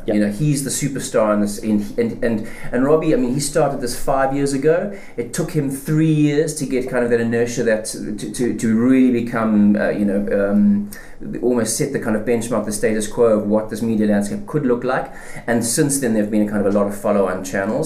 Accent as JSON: {"language": "English", "country": "South Africa", "accent": "South African", "said": "I'm South African, as you can hear from my accent"}